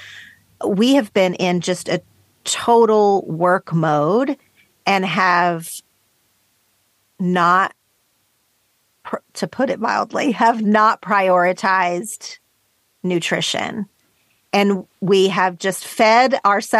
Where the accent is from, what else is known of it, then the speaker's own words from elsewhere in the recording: Oklahoma, United States; now in Los Angeles, United States; I grew up in Oklahoma in a place that is like straight meat and potatoes